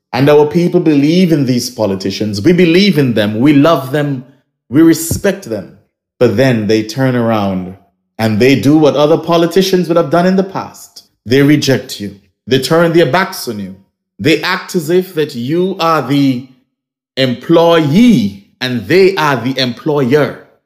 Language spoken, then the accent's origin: English; Nevis, St. Kitts & Nevis; I am originally from Nevis or I'm from Nevis